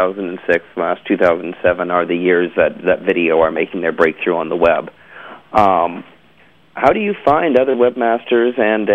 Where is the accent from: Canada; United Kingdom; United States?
Canada; We're from Canada, the land of, like, donut shops.